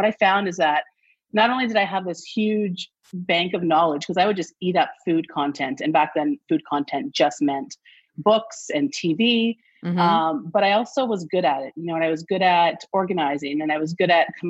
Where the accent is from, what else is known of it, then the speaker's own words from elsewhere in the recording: Toronto, Ontario, Canada; I grew up near Greek town in Toronto.